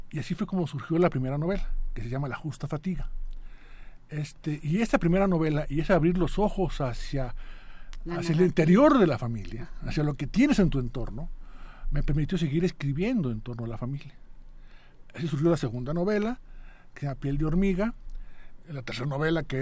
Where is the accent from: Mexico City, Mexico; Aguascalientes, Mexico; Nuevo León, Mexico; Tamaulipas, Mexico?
Aguascalientes, Mexico; moved away as an adult; Yo nací en Aguascalientes. ¿Y, estudias la primaria? La, preparatoria. Al acabar la prepa a los 18 años, 19, me voy a Cuba a estudiar.